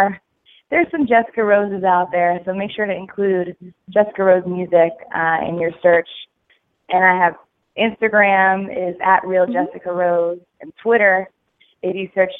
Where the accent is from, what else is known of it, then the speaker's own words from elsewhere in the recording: New York, United States; moved away as an adult; now in Nashville, United States; I'm originally from New York